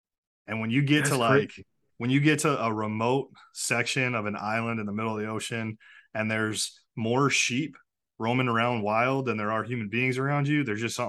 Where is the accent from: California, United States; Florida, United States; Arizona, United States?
Arizona, United States; Phoenix; Oh, yeah. Nice place.